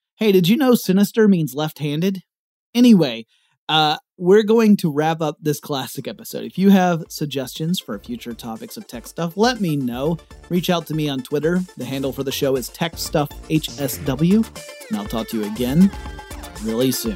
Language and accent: English; the South, United States; I'm from the South